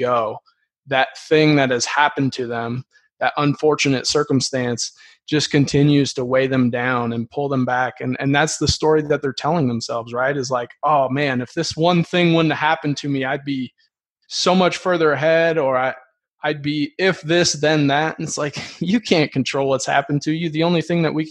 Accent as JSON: {"language": "English", "town": "Dyersville", "region": "Iowa", "country": "United States", "tie": "born or raised there", "said": "I grew up, I'm from Dyersville, Iowa"}